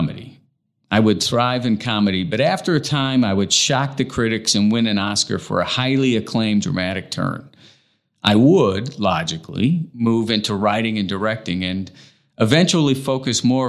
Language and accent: English; Indiana, United States; moved away; also born or lived in Los Angeles, California; having been born and raised in Indiana, but feeling as if I really grew up in Los Angeles